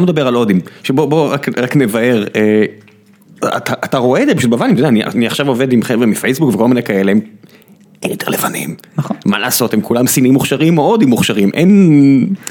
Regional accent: Israel; אני ישראלי

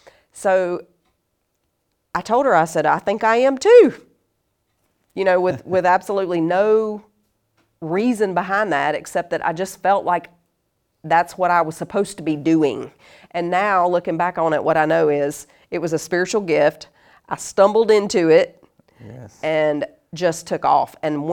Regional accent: North Carolina, United States; also born or lived in Monterey, California; But yeah, I was born in California, and then we moved around a lot. But we sort of, it was a home base, really, in North Carolina, so in the South.

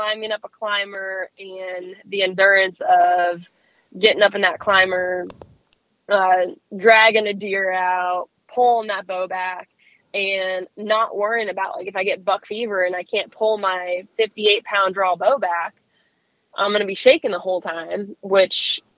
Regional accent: Florida, United States; I'm from Florida.

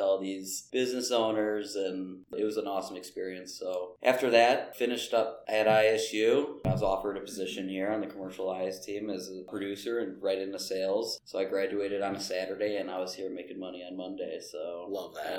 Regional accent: Mount Prospect, Illinois, United States; I grew up in Mount Prospect

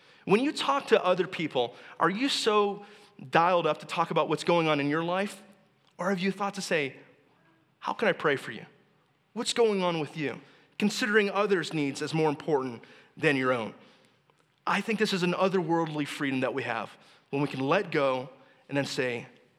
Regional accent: Texas, United States; moved away; I'm from Texas

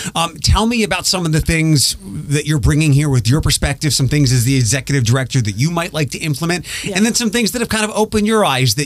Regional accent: Philadelphia, Pennsylvania, United States; also born or lived in Orlando, Florida; now in Toledo, United States; I'm from the East Coast as well, from Philadelphia.

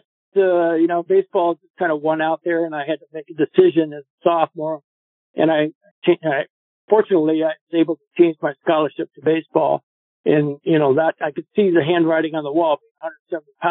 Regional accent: Chicago, Illinois, United States; I'm from Chicago

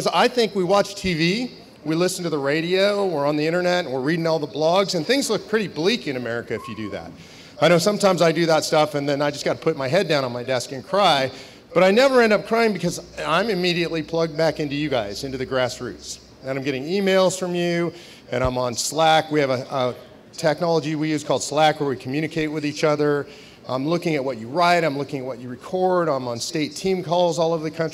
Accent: Los Angeles, California, United States; I grew up in Los Angeles, California

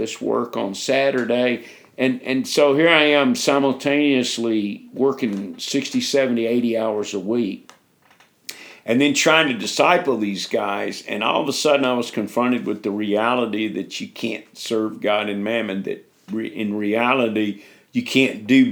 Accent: United States; moved away as an adult; also born or lived in Memphis, Tennessee; now in Africa; us as American Christians

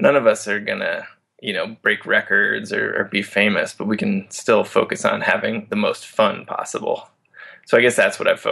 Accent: Iowa, United States; moved away as an adult; also born or lived in Montana; now in Denver, United States; I grew up in Iowa

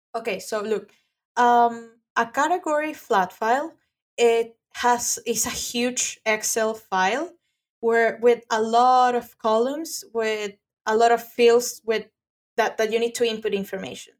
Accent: Venezuela; English is a second language; now in Florida, United States; I'm from Venezuela.

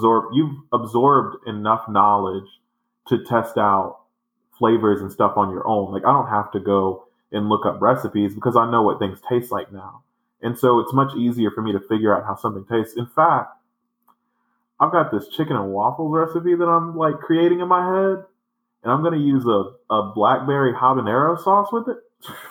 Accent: the South, United States; You know I came here from the South.

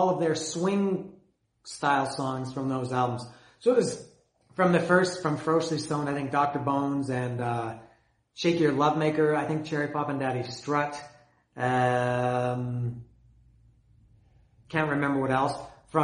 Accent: Canada; I'm Canadian. I grew up in Canada

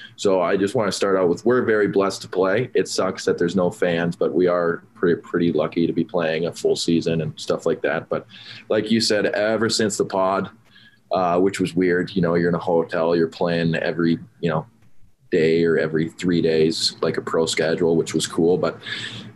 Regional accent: Sartell, Minnesota, United States; my hockey career growing up in Sartell. It's a smaller town

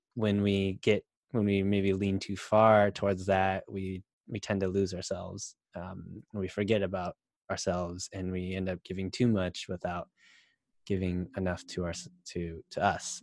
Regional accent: United States; being Asian American

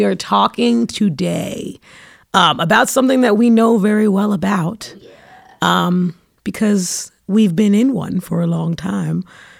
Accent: New York City, New York, United States; I'm from Brooklyn

